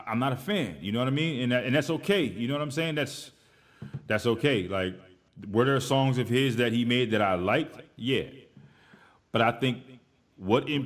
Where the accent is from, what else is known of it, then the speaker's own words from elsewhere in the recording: East Coast, United States; I'm from the East Coast